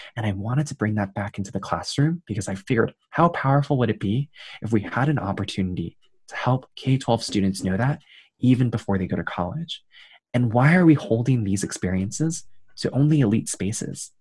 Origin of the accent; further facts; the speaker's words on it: New York City, New York, United States; I grew up in Queens, New York, son of two Taiwanese immigrants